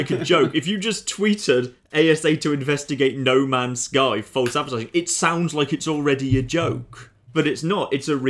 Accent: England, United Kingdom; I'm from the Midlands.

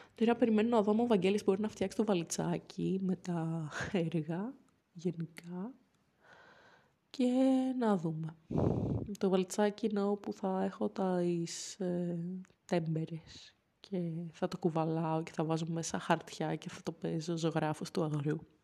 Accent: Athens, Attica, Greece; moved away

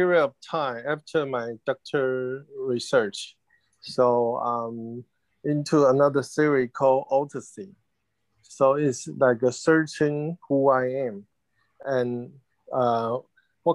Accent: Taiwan; English is a second language; moved away as an adult; also born or lived in United States / London; I'm happy to be in my hometown now

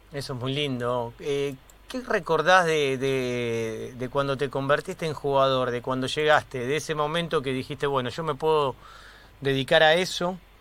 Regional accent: Mar del Plata, Buenos Aires Province, Argentina

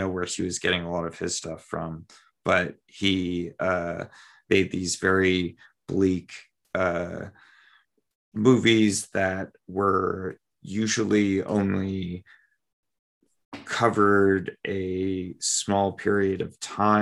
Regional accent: United States; as an American

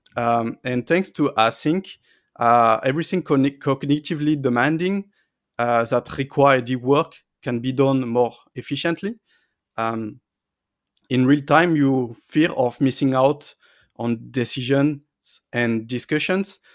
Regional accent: France; also born or lived in Paris; I was close to my family and friends in my hometown

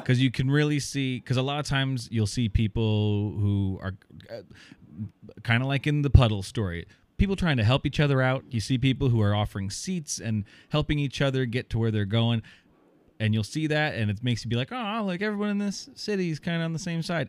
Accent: Iowa, United States; I've moved back to my hometown area in, in Iowa

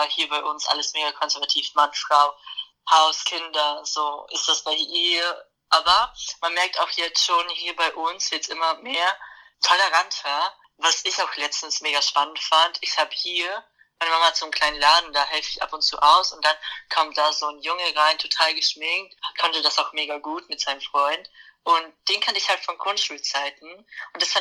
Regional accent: Bavaria, Germany; haben wir hier in Niederbayern, wo ich herkomme, einen Verein, der nennt sich Queer Niederbayern.

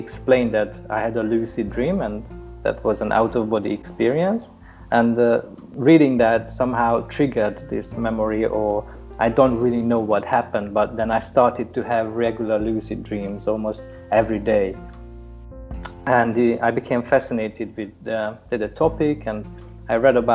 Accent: Hungary; I'm from Hungary

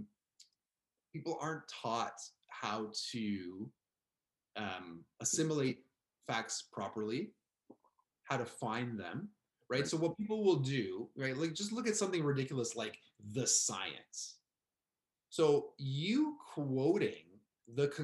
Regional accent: Canada; we're Canadian.

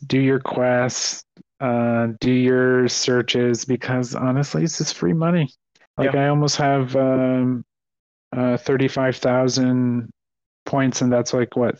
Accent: Canada; We're Canadian.

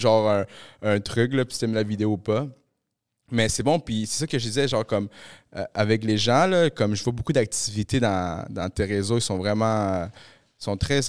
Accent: Montreal, Quebec, Canada; accent: Québécois; also born or lived in Peru; je suis péruvien, j'ai grandi à Montréal, j'ai grandi ici, euh, plus dans le coin de Pointe-aux-Trembles. Mais mes parents, tu sais, je suis venu ici quand j'avais 8 ans, bro. moi, je parle comme un Québécois

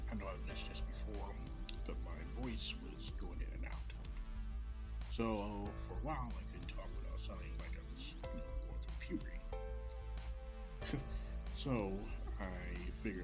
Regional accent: Kansas City, Missouri, United States; from Kansas City, Missouri, my hometown.

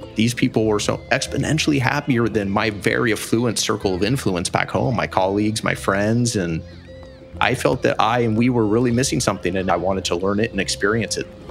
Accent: California, United States; also born or lived in Phoenix; now in Jaco, Costa Rica; I'm from California in 2002. I moved to Phoenix.

